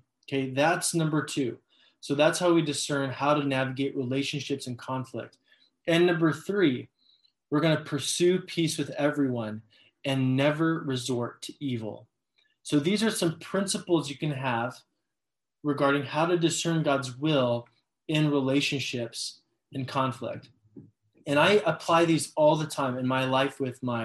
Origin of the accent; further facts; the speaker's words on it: Los Angeles, California, United States; I'm from Los Angeles.